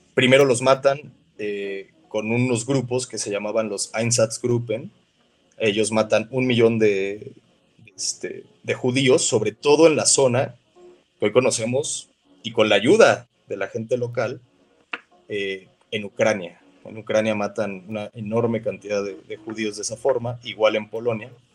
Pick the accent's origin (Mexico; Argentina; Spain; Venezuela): Mexico; nosotros somos mexicanos